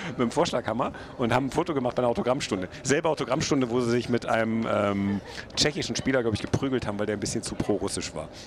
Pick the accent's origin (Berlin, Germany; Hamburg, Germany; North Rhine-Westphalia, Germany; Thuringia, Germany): North Rhine-Westphalia, Germany; Düsseldorf; Man muss als Düsseldorfer, also, glaube ich, zugeben, dass das Potenzial inzwischen deutlich größer ist.